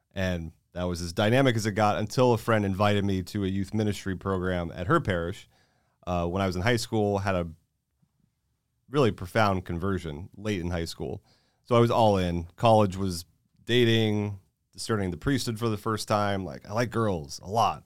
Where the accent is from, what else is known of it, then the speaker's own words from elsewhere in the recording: Florida, United States; moved away as an adult; also born or lived in California; now in Texas, United States; I'm in Florida